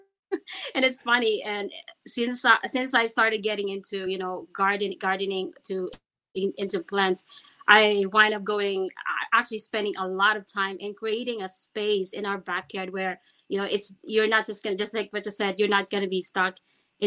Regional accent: Philippines; moved away as an adult; I grew up back in the Philippines and moved here when I was 28

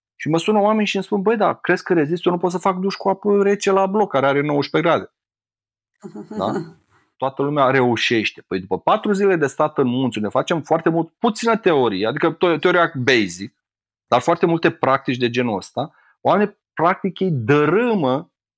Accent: Romania; sunt din România și să mă întorc la mine acasă

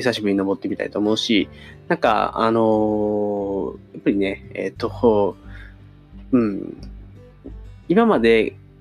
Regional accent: near Osaka University of Arts, Japan; 僕の地元の、まあ、大阪芸大が、あ僕、大阪芸大のすぐそばに住んでたんですけど

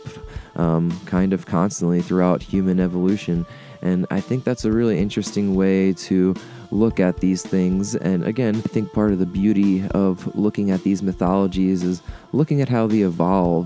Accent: Delaware, United States; the local strangeness of my home state, the small wonder here

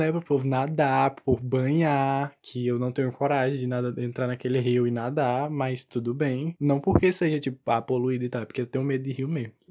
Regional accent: Picos, Piauí, Brazil; eu sou do Piauí, de uma cidade chamada Pix.

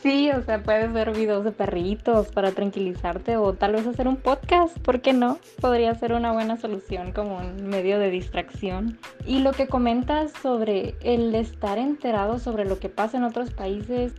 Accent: Mexico; como sociedad mexicana creíamos normales

